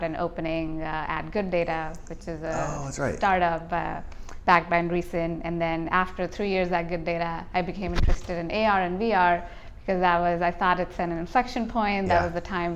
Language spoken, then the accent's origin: English; India; moved away as an adult; I grew up in India